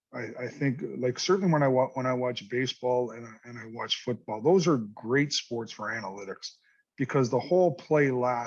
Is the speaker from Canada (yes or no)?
yes; Canada; but as a Canadian, it also comes with responsibilities of media responsibilities.